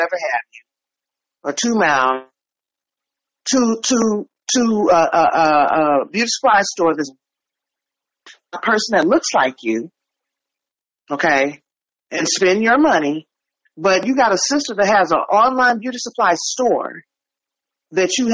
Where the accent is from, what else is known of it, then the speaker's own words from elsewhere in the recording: San Francisco, California, United States; now in Oakland, United States; I'm in Oakland now. I was born and raised in San Francisco